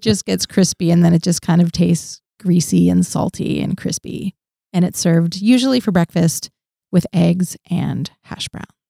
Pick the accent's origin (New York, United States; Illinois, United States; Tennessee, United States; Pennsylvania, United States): Pennsylvania, United States; Orwigsburg; moved away; I grew up in Pennsylvania, in a small town called Orwigsburg